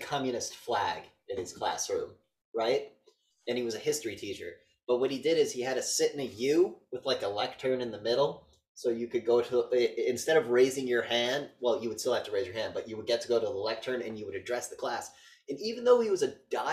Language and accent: English; Northeast, United States; I'm from the Northeast